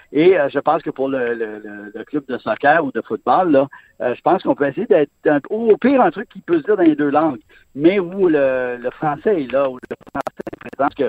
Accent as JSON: {"language": "French", "town": "Montreal", "region": "Quebec", "country": "Canada", "tie": "born or raised there", "said": "j'ai grandi à Montréal, je viens à Montréal"}